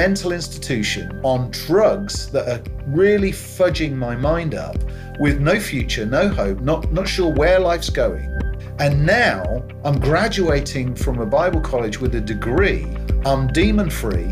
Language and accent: English; Northampton, East Midlands, United Kingdom; I grew up in Northampton in the Midlands.